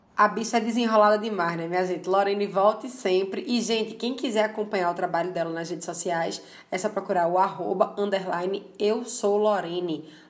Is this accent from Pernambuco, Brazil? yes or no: yes; Paulista, Pernambuco, Brazil; also born or lived in Recife; foi em Maranguape que eu cresci, morei 19 anos lá